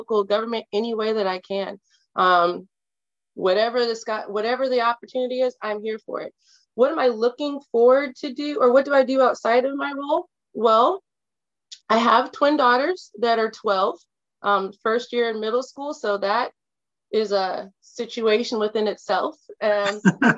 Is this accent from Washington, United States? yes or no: yes; Kirkland, Washington, United States; also born or lived in Atlanta / Detroit; Being a person of color growing up on the East Side